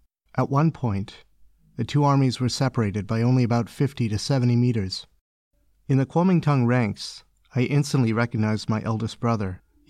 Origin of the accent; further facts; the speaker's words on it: Beijing, China; I was born in Beijing, lived here my whole life.